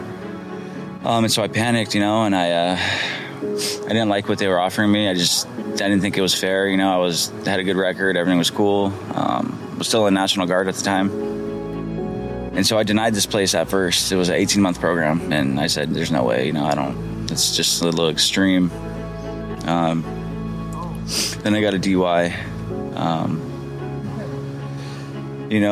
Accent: Orange County, California, United States; I grew up in Orange County, pretty good life upbringing

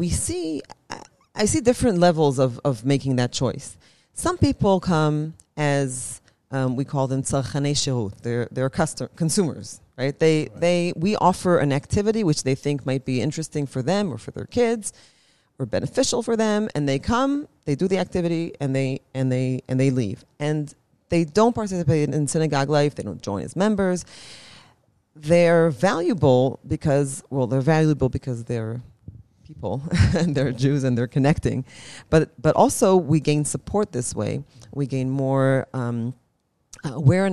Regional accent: Ra'anana, Central District, Israel; moved away as an adult; now in Jerusalem, Israel; I grew up in Ra'anana, which is very, very homogenous

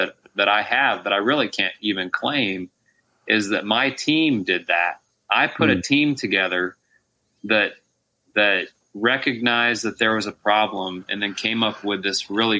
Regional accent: Texas, United States; In East Texas.

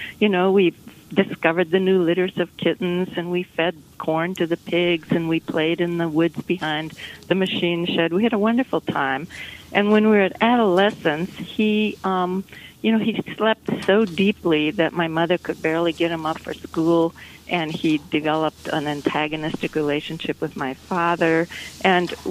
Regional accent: Minnesota, United States; moved away as an adult; now in Lenox, Massachusetts, United States; we moved here when our children were small. I grew up in Minnesota.

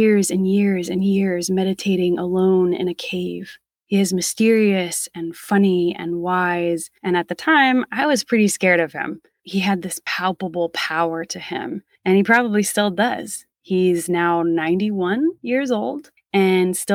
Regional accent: Delaware, United States; I am from Delaware

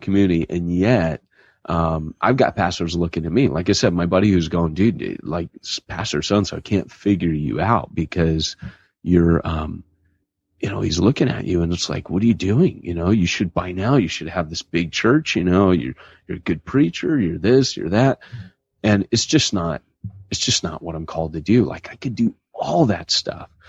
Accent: Huntington Beach, California, United States; My hometown is Huntington Beach, California

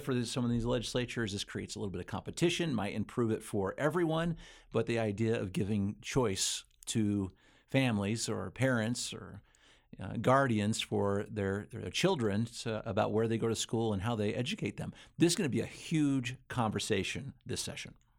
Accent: Utah, United States; also born or lived in Idaho; I'm, I'm from Utah primarily. Utah and Idaho are the two places where I've, where I've grown up

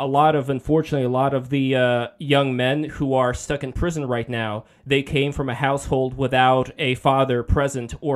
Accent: New York City, New York, United States; I'm from Brooklyn

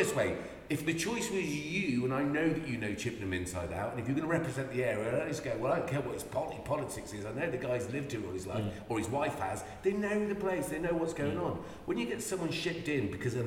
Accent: Ireland; I'm Irish

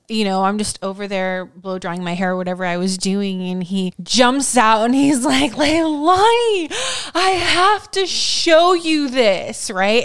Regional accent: United States

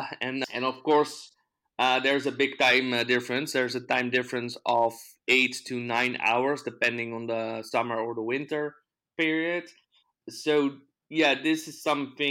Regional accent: Netherlands; also born or lived in Amsterdam / The Hague; I'm from the Netherlands

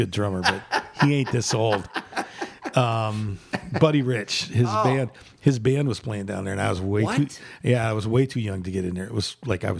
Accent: Arizona, United States; I'm born here. Okay. I'm a native of Arizona

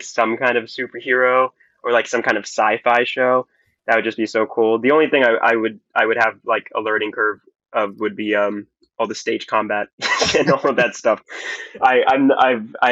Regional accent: New York City, New York, United States; I am from Flushing

